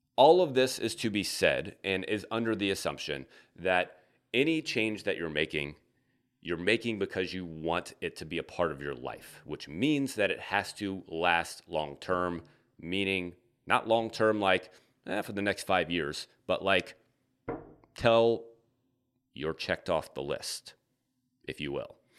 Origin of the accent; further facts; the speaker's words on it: the South, United States; now in Midwest, United States; I'm from the South.